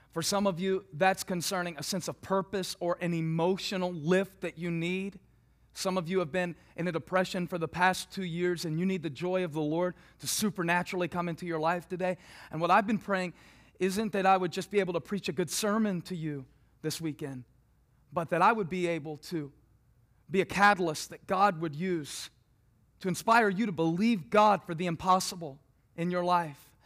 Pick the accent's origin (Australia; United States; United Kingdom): United States; South Carolina; moved away; I grew up in South Carolina, so in the southern United States of America